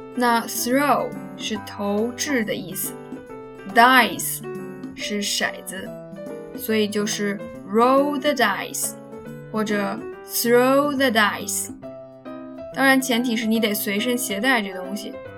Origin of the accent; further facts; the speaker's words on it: China; 我国的方言文化真的是博大精深啊！